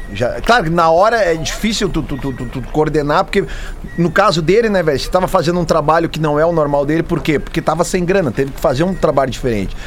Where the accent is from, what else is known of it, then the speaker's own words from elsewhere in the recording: Brazil; A gente, como brasileiro